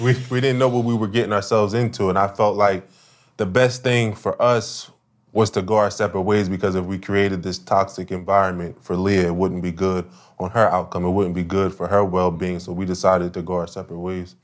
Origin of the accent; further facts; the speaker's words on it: Wilmington, Delaware, United States; I came from Wilmington, Delaware